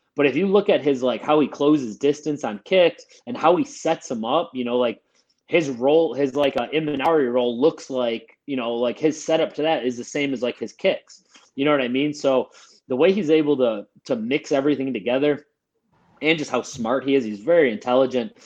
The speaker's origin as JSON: {"language": "English", "town": "Buffalo", "region": "New York", "country": "United States", "tie": "born or raised there", "said": "I'm from Buffalo, so we we eat blue cheese with everything."}